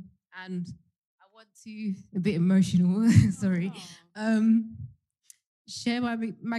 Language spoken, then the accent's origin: English; Peckham, London, United Kingdom; I'm 37 from South London. Peckham, to be precise.